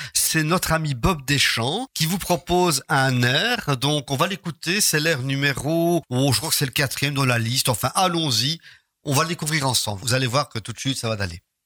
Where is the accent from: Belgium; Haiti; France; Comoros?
Belgium; Charleroi, Wallonia; chez nous, à Charleroi